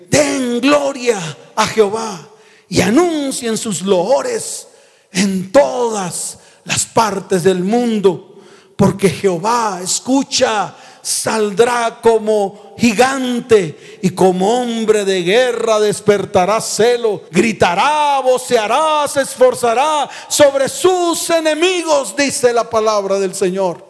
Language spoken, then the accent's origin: Spanish; Santa Marta, Magdalena, Colombia; moved away; viajé a mi tierra, a Santa Marta